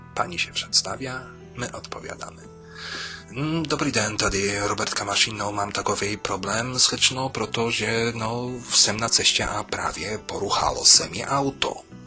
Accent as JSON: {"language": "Polish", "country": "Poland", "moved": "as an adult", "lives_now": "Czech Republic", "said": "Nie mają mnie już za Polaka przy rozmowie"}